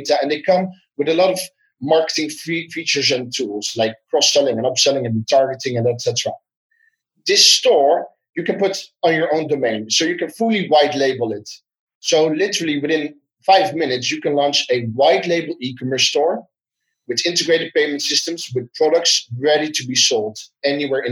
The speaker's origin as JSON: {"language": "English", "country": "Netherlands", "said": "I'm from the Netherlands"}